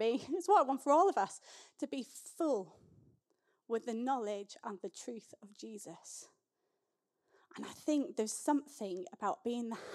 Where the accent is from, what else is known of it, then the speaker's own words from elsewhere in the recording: Scotland, United Kingdom; I grew up in the Scottish Episcopal Church, which is the Scottish version of the Church of England.